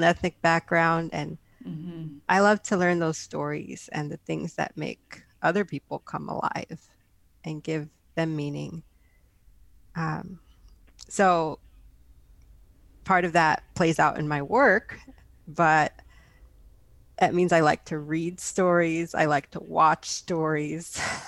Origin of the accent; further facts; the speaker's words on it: San Jose, California, United States; I hail from San Jose, California, born and raised in the Bay Area